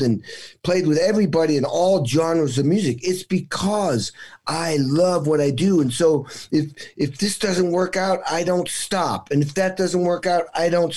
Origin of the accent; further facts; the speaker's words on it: Western Massachusetts, United States; I grew up in New England. It was Western Massachusetts.